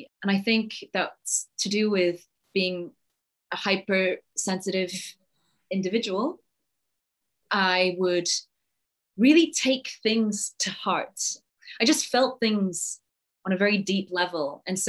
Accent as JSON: {"language": "English", "region": "Yorkshire and the Humber", "country": "United Kingdom", "tie": "born or raised there", "also_born_or_lived": "Singapore", "said": "I was born in Singapore, and then we moved to this tiny village in Yorkshire."}